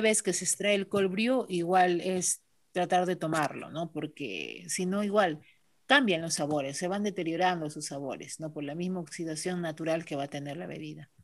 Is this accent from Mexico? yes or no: no; Villa Rica, Pasco, Peru; Regresé a Villarrica hace 13 años, ¿no? Siempre quise regresar a mi tierra